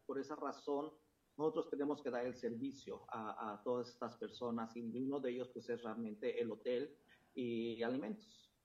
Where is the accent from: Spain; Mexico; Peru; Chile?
Mexico; Mexico City; moved away; la Ciudad de México, que fue donde yo nací y crecí